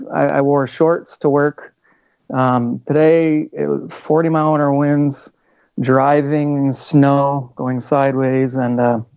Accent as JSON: {"language": "English", "region": "Vermont", "country": "United States", "tie": "born or raised there", "moved": "yes", "lives_now": "North Dakota, United States", "said": "I grew up in Vermont, and that was a little too exciting for me. So I headed west, but stayed in the same kind of climate."}